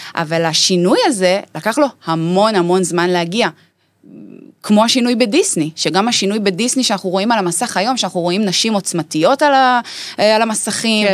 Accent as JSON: {"language": "Hebrew", "town": "Dimona", "region": "Southern District", "country": "Israel", "tie": "born or raised there", "said": "שגדלתי בפריפריה, בדימונה"}